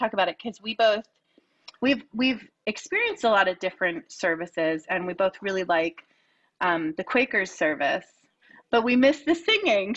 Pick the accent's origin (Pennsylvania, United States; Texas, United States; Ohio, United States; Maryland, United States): Pennsylvania, United States; Lower Bucks County; I grew up in Lower Bucks County, which was so many different religions